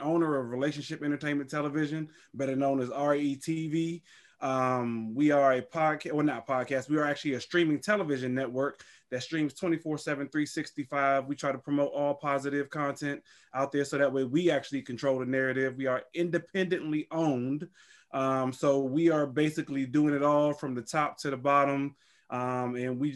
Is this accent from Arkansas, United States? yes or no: no; Washington, District of Columbia, United States; now in North Carolina, United States; I'm actually from the DC area, but we actually live in North Carolina.